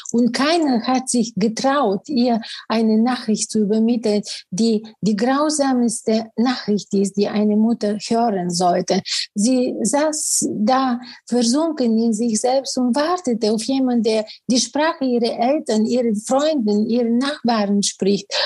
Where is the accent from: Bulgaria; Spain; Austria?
Bulgaria; first language Bulgarian; German is a second language; moved away as an adult; also born or lived in Sofia, Bulgaria / Cologne, Germany; now in Germany; Ich bin in Bulgarien geboren und da wirklich arbeitete ich als Journalistin